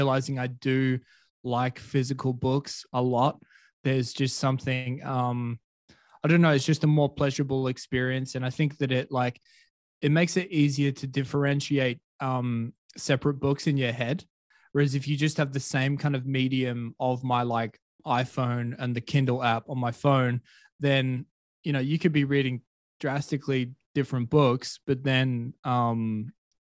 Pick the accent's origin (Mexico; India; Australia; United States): Australia; Perth, Western Australia; moved away as an adult; also born or lived in Colombia; Perth is my hometown